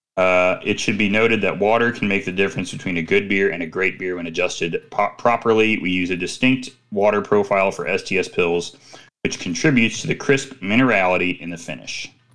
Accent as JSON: {"language": "English", "region": "Midwest", "country": "United States", "said": "I'm from the Midwest"}